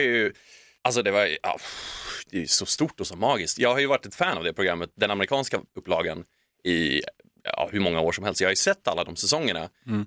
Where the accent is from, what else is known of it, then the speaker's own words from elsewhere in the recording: Sweden; moved away as an adult; also born or lived in Tokyo, Japan; som svensk